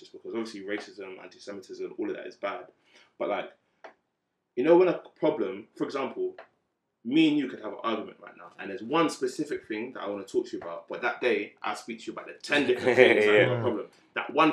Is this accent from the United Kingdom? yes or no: yes; United Kingdom; our identity as black British, our parents are African, we're black British